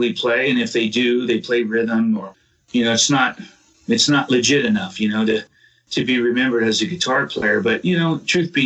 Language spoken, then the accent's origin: English; Southern California, United States; moved away as an adult; also born or lived in Oklahoma; now in Massachusetts, United States; I grew up in Southern California for the most part